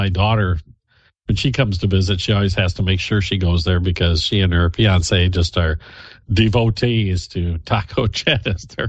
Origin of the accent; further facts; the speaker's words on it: Midwest, United States; growing up in the Midwest, you pretty much, for a while, you had, you know, there was maybe one taco joint in town